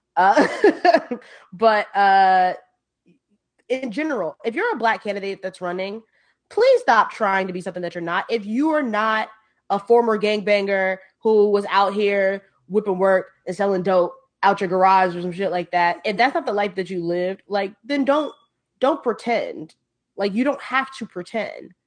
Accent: New York City, New York, United States; I am from the Bronx. I'm proud to be from the Bronx

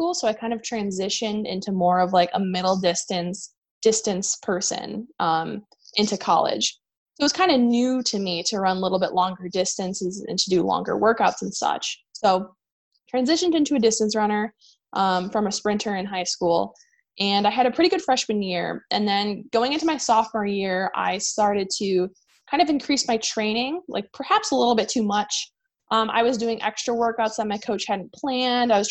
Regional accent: Chicago, Illinois, United States; I'm from Chicago

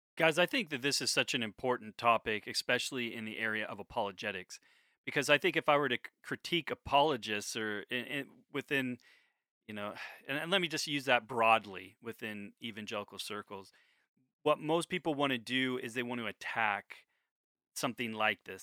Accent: United States; I'm an American

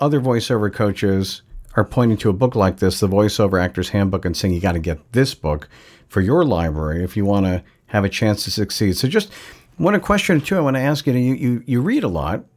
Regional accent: Long Island, New York, United States; I'm from Long Island, New York

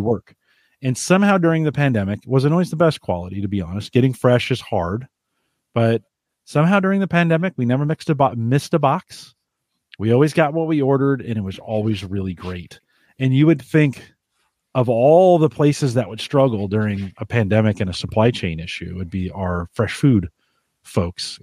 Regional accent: California, United States; I grew up in California

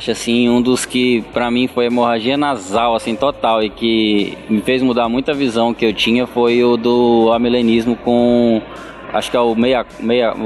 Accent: Belém, Pará, Brazil; now in Florianópolis, Brazil; Eu que sou lá de Belém do Pará, atravessei quase 5 mil ou 6 mil quilômetros para vir morar aqui. Já estou aqui em Floripa há um ano

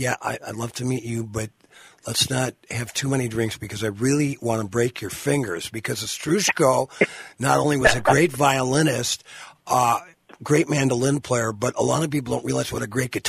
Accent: Minnesota, United States; I'm from Minnesota.

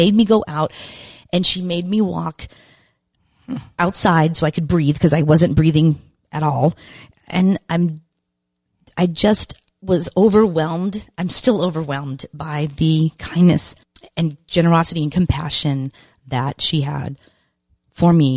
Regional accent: Randolph, Massachusetts, United States; moved away as an adult; also born or lived in California; Massachusetts, which is my home state

